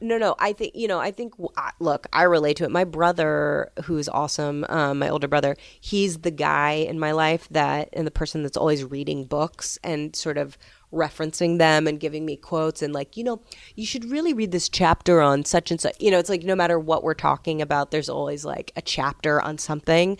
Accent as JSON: {"language": "English", "town": "New York City", "region": "New York", "country": "United States", "said": "I'm from New York City"}